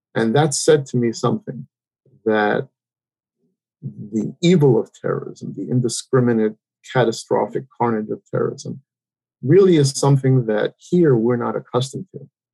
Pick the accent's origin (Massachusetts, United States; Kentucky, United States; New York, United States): New York, United States; New York City; I grew up in um, Queens, New York. Um, I grew up in New York City